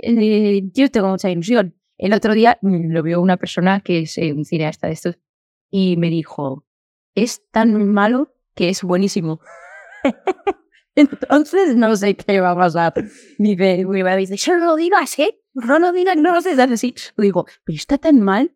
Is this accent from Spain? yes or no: yes; Valencia area village, Valencian Community, Spain; el que me he criado la otra mitad de mi vida